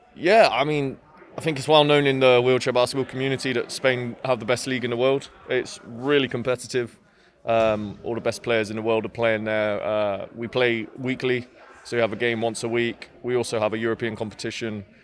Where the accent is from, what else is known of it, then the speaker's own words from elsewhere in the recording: Swindon, South West England, United Kingdom; I'm from Swindon, so it's quite a long way up, up to Manchester